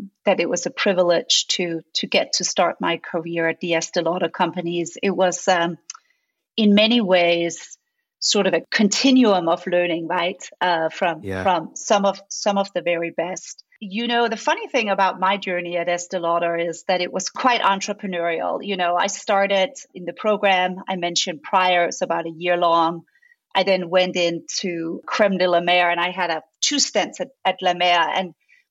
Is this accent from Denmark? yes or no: yes; Denmark; moved away as an adult; now in United States; I grew up in Scandinavia. I grew up in Denmark.